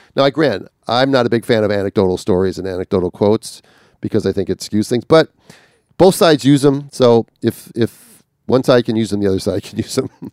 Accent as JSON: {"language": "English", "region": "northern Minnesota", "country": "United States", "tie": "born or raised there", "said": "northern Minnesota because it was, it's my home state"}